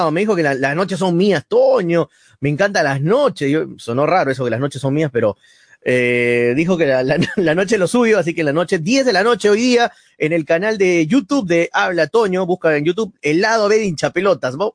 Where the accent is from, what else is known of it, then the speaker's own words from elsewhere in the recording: Peru; No le vamos a ganar, somos peruanos, que somos hermanos